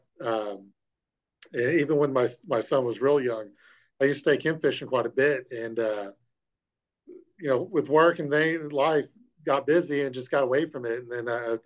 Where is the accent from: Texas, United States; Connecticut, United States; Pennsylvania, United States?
Texas, United States; Fort Worth; I'm from Fort Worth, Texas.